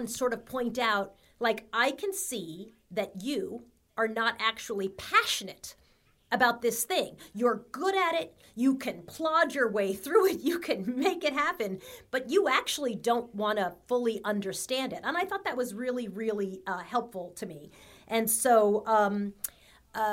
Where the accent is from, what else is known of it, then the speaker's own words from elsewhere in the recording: Long Island, New York, United States; I grew up in Long Island, middle class family